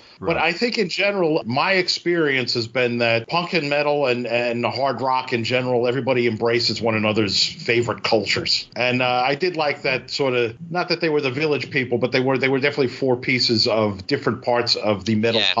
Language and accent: English; New York City, New York, United States; growing up in Brooklyn at the time, I remember this vividly.